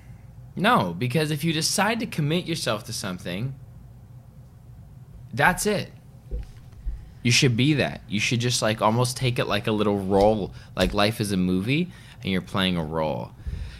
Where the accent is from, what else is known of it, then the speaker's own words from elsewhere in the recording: Vancouver, British Columbia, Canada; moved away; also born or lived in Los Angeles / Toronto; I grew up in Vancouver